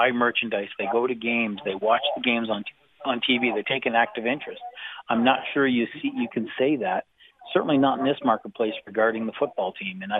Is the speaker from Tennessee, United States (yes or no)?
no; Missouri, United States; I'm sorry. I'm I'm from Missouri. You're gonna have to show me.